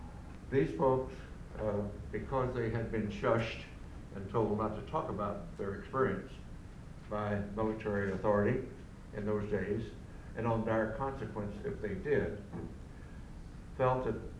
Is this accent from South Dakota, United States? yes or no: no; Roswell, New Mexico, United States; moved away as an adult; I grew up in Roswell, New Mexico, the site of the first UFO crash, the alleged UFO crash.